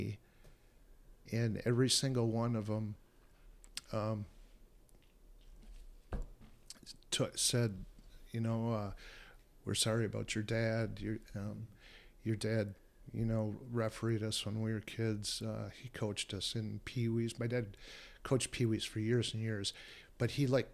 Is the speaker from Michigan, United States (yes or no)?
yes; Alpena, Michigan, United States; moved away; Alpena, my hometown